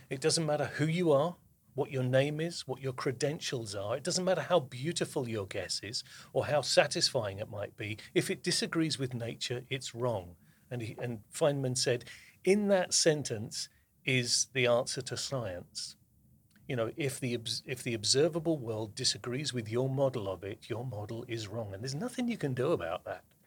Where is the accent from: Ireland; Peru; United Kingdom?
United Kingdom; the south of England; moved away as an adult; now in New Jersey, United States; I was, uh, born and brought up in the south of England, and I moved to the United States, uh, in twenty fifteen.